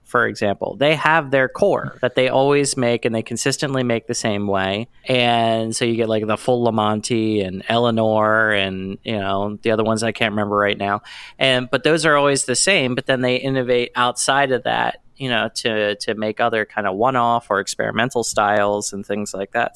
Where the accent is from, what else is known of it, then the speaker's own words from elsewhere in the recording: Pennsylvania, United States; I'm from Pennsylvania